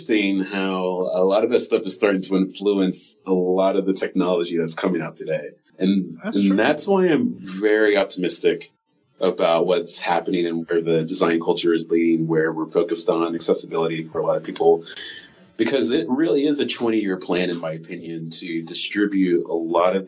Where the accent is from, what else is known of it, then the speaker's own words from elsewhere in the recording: Iowa City, Iowa, United States; moved away as an adult; also born or lived in Cedar Rapids, Iowa / Des Moines, Iowa; now in Bay Area, California, United States; Yeah, I grew up in Iowa, in Iowa City, Cedar Rapids.